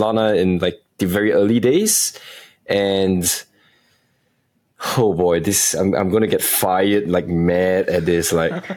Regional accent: Singapore; The entire team is based in Singapore as well. Actually, most of us are Singaporeans

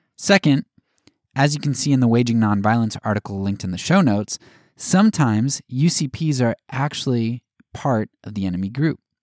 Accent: United States; as an American

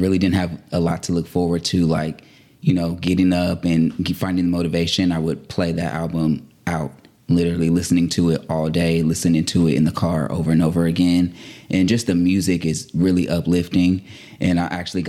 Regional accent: Stockton, California, United States; moved away as an adult; also born or lived in Oakland, California; now in Los Angeles, United States; I'm from Stockton, everybody. Born and raised, Northern California

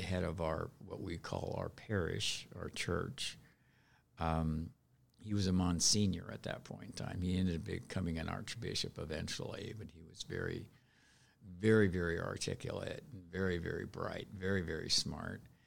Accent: Seattle, Washington, United States; moved away; also born or lived in Elizabeth, New Jersey; I was raised in Seattle, right in, uh, within the city limits of Seattle, in the north end of Seattle.

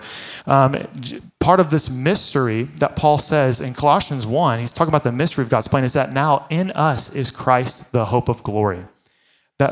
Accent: Fort Worth, Texas, United States; I grew up in Fort Worth in the Bible Belt

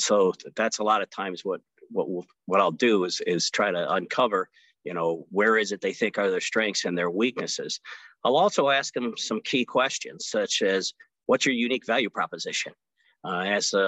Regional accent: Omaha, Nebraska, United States; Omaha, Nebraska, my hometown. I born and raised here.

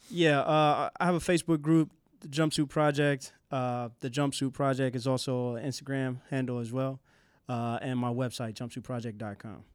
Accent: Asheville, North Carolina, United States; moved away; Asheville's my hometown, so I have a lot of roots

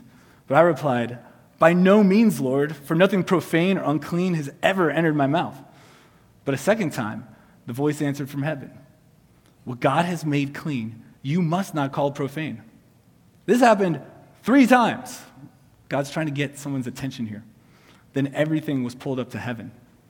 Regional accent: Buffalo, New York, United States; now in Atlanta, United States; Buffalo, New York, which is my hometown. And that's where I grew up.

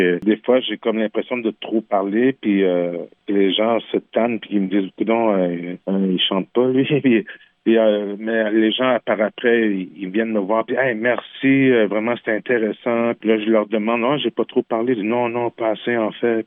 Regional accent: Quebec, Canada; first language French; j'ai grandi au Québec dans un petit village qui s'appelle Manceau. j'ai grandi dans un village québécois

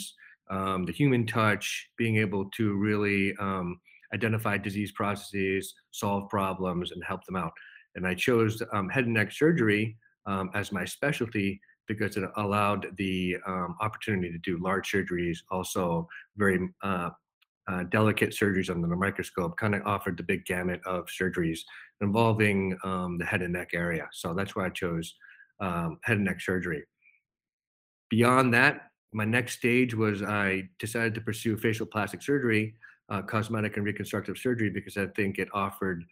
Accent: Holden, Massachusetts, United States; I grew up in a small town in Massachusetts, Holden, Massachusetts. Born and raised, lived there pretty much my whole life

